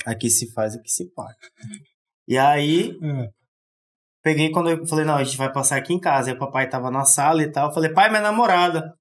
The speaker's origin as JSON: {"language": "Portuguese", "town": "Manaus", "region": "Amazonas", "country": "Brazil", "said": "Sou de Manaus."}